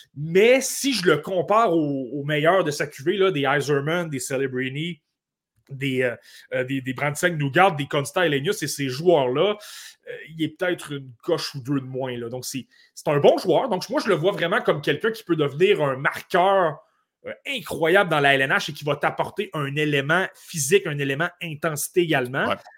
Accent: Côte-Nord, Quebec, Canada; je viens de la Côte-Nord, le Dracard de Bécomo, j'ai regardé cette équipe-là toute ma jeunesse

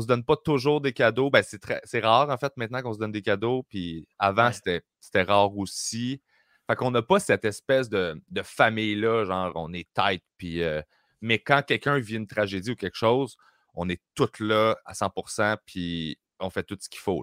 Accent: Sainte-Julie, Quebec, Canada; also born or lived in Greenfield Park; j'ai grandi à Sainte-Julie

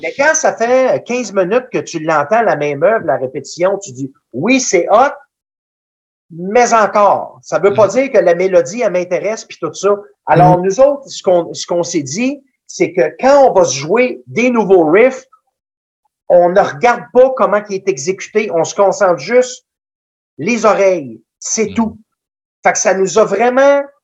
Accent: Danville, Quebec, Canada; il était venu chez nous, à Danville

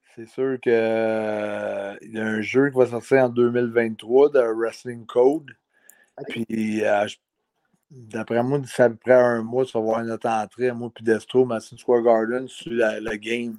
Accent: Canada; on est Canadien

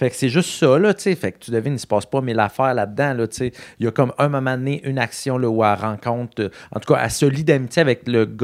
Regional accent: Rimouski, Quebec, Canada; Moi, je viens de Rimouski, hein, ville

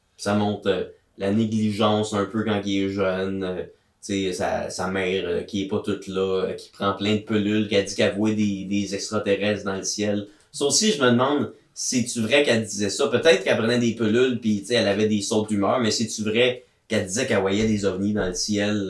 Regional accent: Gatineau, Quebec, Canada; à Gatineau ma ville natale

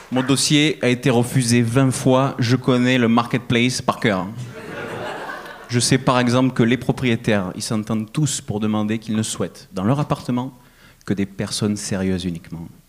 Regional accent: Avignon, Provence-Alpes-Côte d'Azur, France; moved away as an adult; now in Montreal, Canada; je viens du sud de France, je viens d'Avignon

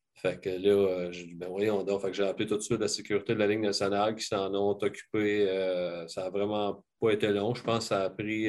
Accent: Sorel, Quebec, Canada; j'ai grandi à Sorel, puis j'ai joué pour les, les mariniers de, de, de, Sorel

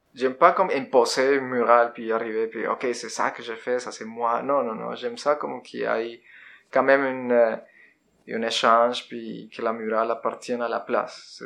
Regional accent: Bogotá, Colombia; French is a second language; moved away as an adult; now in Quebec, Canada; Je viens de la Colombie. Je suis né en Colombie en euh, 82

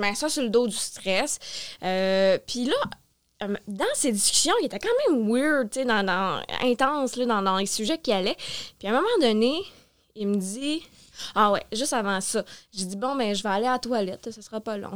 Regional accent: Sherbrooke, Quebec, Canada; Je suis née à Sherbrooke, mais j'ai vraiment grandi en région

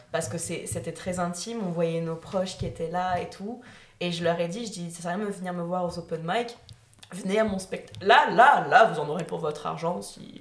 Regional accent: the Nord, Hauts-de-France, France; now in Quebec, Canada; je suis du, du Nord

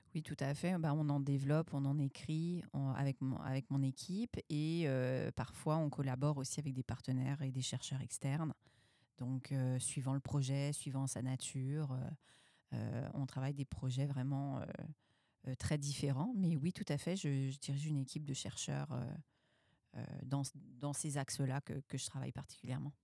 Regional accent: France; moved away as an adult; now in Quebec, Canada; je suis française

